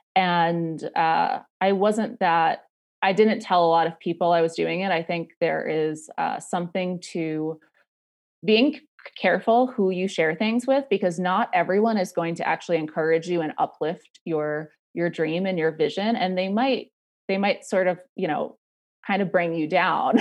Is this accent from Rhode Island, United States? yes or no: yes; Rhode Island, United States; moved away as an adult; also born or lived in New York City; I grew up in Rhode Island, um, and I moved to New York City when I was eighteen